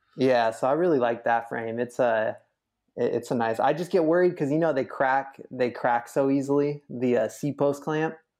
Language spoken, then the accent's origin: English; Sacramento, California, United States; growing up in Sacramento